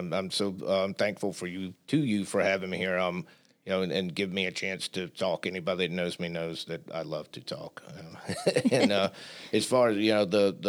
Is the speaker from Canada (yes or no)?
no; Southern United States, United States; I'm still a Southerner.